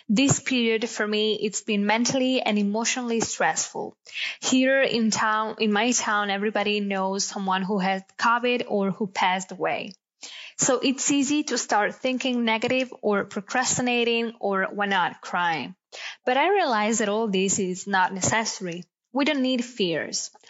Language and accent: English; Bergamo, Lombardy, Italy; I'm from Bergamo, a lovely city in the north of Italy. I'm a first year student at the University of Bergamo.